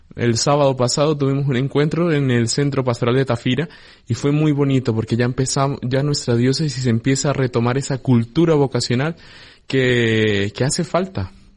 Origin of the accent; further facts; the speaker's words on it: Colombia; moved away as an adult; now in Canary Islands, Spain; yo soy natural de Colombia